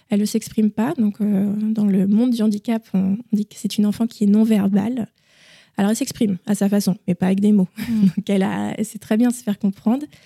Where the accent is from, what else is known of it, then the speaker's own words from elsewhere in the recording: Lille, Hauts-de-France, France; Donc, euh … je suis, euh, je suis lilloise, je suis âgée de 36 ans et je suis maman.